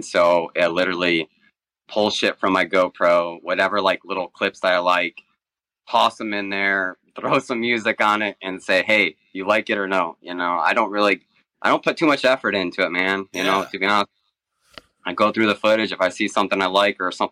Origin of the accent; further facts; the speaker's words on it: Michigan, United States; moved away as an adult; also born or lived in North Carolina / Charlotte; I actually grew up in Michigan, man, but all my family's from the Carolinas